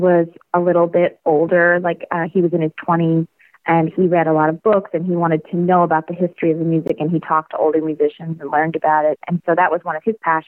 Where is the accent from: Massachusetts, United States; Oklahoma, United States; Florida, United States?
Oklahoma, United States; I'm from Oklahoma